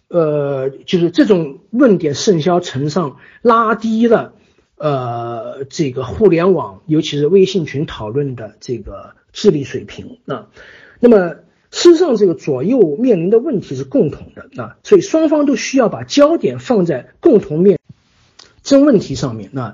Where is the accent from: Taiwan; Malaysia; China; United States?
China; 因为我们是从计划经济过来的，啊，我们的经济权利不受保护